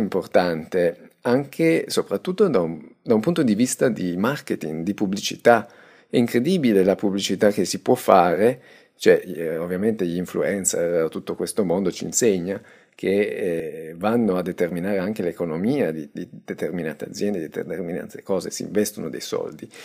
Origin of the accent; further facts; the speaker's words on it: Italy; io tengo al mio paese